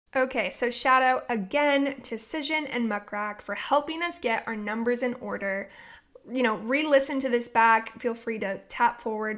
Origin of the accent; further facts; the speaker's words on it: Oregon, United States; now in Ventura, United States; I'm from Oregon